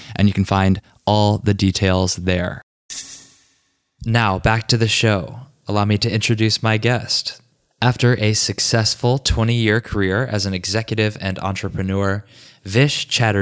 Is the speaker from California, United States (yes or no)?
no; Richmond, Virginia, United States; Richmond, Virginia, my hometown